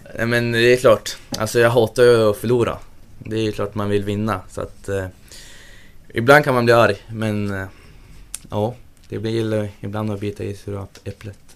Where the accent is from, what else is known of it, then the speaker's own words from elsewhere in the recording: Sundsvall, Västernorrland County, Sweden; also born or lived in Gjøvik, Norway; jag flyttade till Sundsvall när jag var tre år, tre, fyra år någonstans där